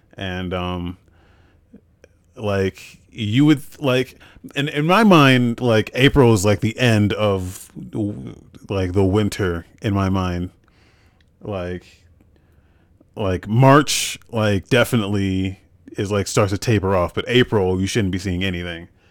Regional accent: United States; moved away as an adult; also born or lived in Biloxi, Mississippi / Germany; I'm from New York, Jersey

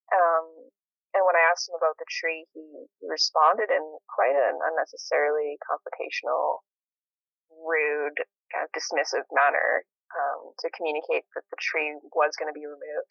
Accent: St. Albert, Alberta, Canada; moved away as an adult; also born or lived in Edmonton, Canada; now in Nelson, Canada; I grew up in St. Albert, outside of Edmonton

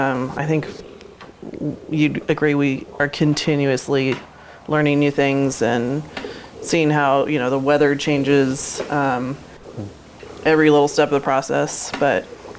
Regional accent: Queensland, Australia; You know, growing up in Queensland, Australia, water is not a in abundance like it is here.

